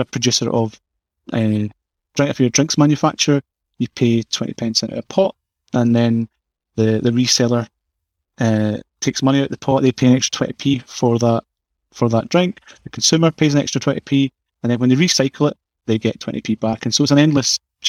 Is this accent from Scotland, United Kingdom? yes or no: yes; Scotland, United Kingdom; accent: Scottish; I'm from Scotland, as you know, as you can tell by the accent